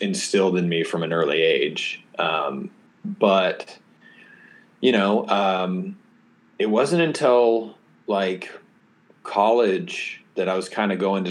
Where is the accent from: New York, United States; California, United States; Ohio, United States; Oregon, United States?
Oregon, United States; So I'm from Oregon. I was homeschooled, grew up in the country